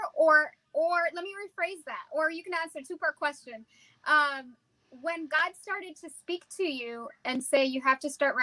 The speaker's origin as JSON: {"language": "English", "region": "New Jersey", "country": "United States", "tie": "born or raised there", "said": "Growing up, I grew up in New Jersey."}